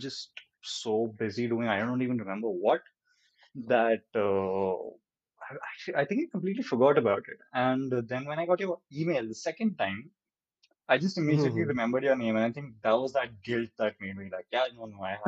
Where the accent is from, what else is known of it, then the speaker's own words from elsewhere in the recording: India; as an Indian gamer